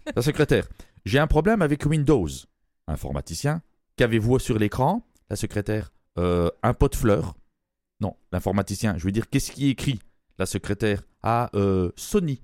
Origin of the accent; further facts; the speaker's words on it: Belgium; moved away; je suis Belge d'origine